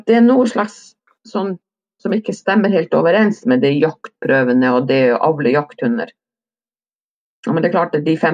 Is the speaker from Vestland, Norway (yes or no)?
yes; Vestland, Norway; jeg er jo ikke nordpå, jeg er jo sogning. Ekte